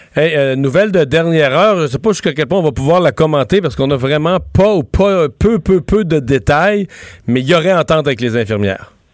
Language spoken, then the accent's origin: French; Canada